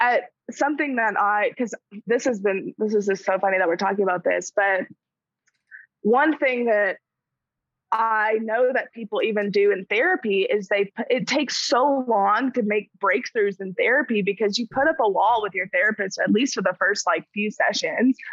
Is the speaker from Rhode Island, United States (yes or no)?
no; Arkansas, United States; I'm from Arkansas, which is in the South